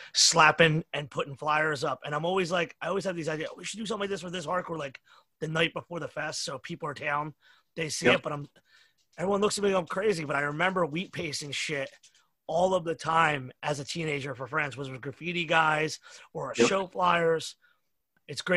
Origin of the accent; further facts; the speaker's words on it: Philadelphia, Pennsylvania, United States; I'm from Philly